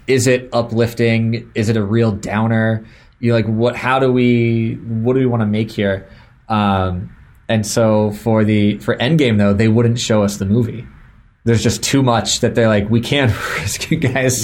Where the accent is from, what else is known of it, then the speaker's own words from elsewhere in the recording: Florida, United States; I grew up in Florida so we went to Disney